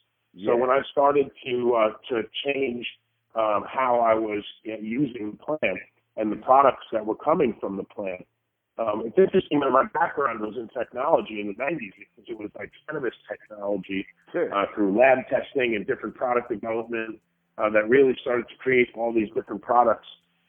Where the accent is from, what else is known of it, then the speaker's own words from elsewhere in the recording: Brooklyn, New York, United States; now in Venice Beach, United States; I just moved out to Williamsburg. I was from Williamsburg, Brooklyn